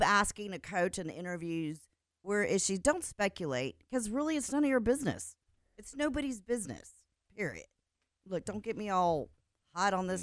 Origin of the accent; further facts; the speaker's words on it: the South, United States; accent: southern; It's my southern accent